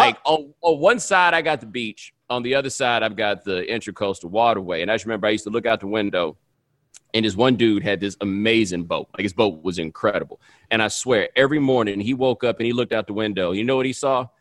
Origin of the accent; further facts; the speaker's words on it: the South, United States; moved away; I'm from the South